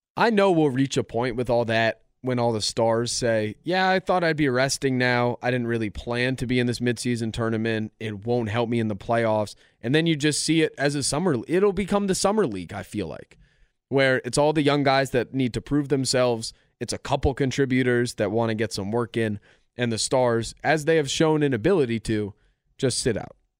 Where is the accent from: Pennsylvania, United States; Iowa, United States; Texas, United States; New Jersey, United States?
Pennsylvania, United States; Philadelphia; ten years old, growing up in Philadelphia